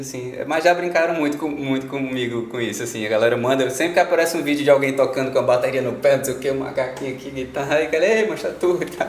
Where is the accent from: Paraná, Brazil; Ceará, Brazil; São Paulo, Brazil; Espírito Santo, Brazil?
Ceará, Brazil; born or raised there; also born or lived in Parnaíba, Piauí